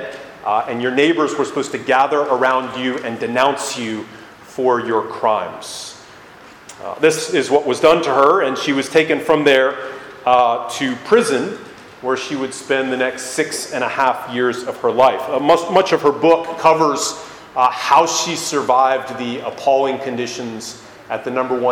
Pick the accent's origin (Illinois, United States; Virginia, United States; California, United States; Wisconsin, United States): Virginia, United States; Northern; I grew up in Northern Virginia here